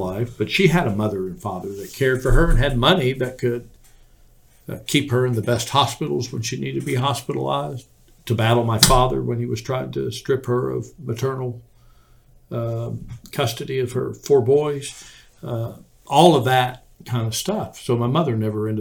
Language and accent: English; Houston, Texas, United States; And I grew up in Houston, Texas without air conditioning.